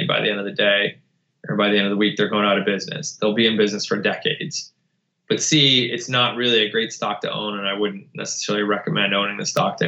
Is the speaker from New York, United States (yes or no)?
yes; outside of Buffalo, New York, United States; moved away as an adult; we grew up outside of Buffalo in an auto parts community